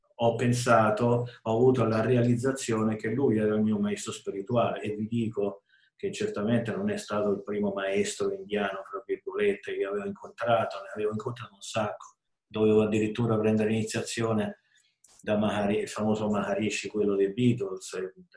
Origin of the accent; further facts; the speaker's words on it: Rome, Lazio, Italy; sono nato e vissuto a Roma